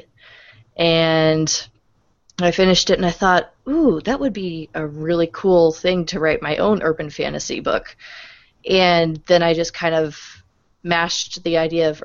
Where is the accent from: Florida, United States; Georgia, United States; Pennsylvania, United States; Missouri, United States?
Missouri, United States; Springfield; moved away; also born or lived in Upper Peninsula, Michigan; my teenage years were spent growing up in Springfield, Missouri